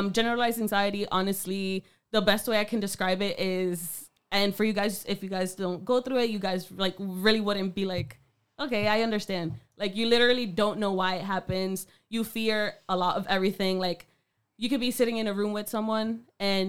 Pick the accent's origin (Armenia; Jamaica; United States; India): United States; Worcester, Massachusetts; I'm from Burncoat, so we had a fellow classmate